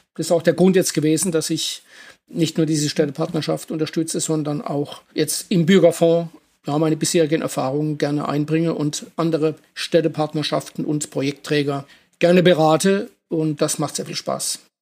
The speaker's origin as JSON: {"language": "German", "country": "Germany", "said": "ich komme aus der Kurpfalz"}